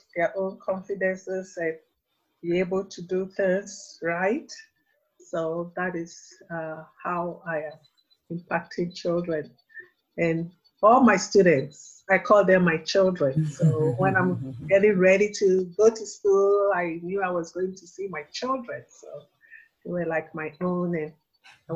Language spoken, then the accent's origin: English; Ghana; moved away; having been born and raised in Ghana